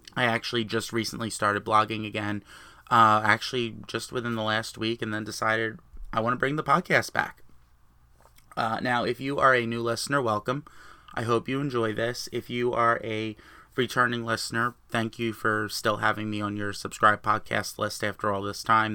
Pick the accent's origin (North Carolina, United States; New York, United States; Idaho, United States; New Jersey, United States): New Jersey, United States; I am from New Jersey.